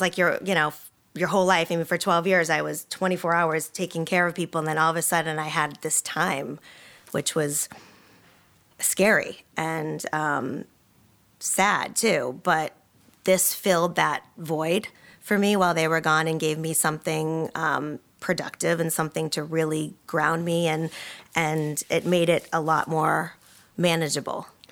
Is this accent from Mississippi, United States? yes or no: no; Boston, Massachusetts, United States; moved away; I'm from Boston originally.